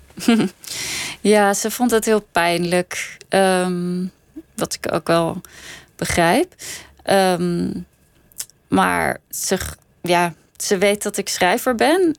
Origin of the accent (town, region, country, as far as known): Netherlands; born or raised there; also born or lived in Copenhagen, Denmark / Sweden / Scheveningen, Netherlands